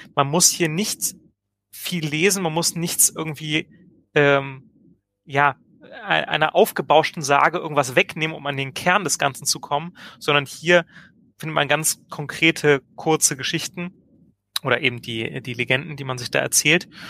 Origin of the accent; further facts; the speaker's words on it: Hildesheim, Lower Saxony, Germany; aus meiner Heimatstadt Hildesheim